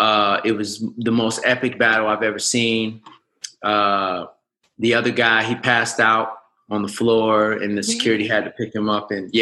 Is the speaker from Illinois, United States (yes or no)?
yes; Markham, Illinois, United States; moved away as an adult; also born or lived in Harvey, Illinois / Chicago, Illinois / Los Angeles, California; now in Arizona, United States; I was born in Harvey. I was raised in Markham.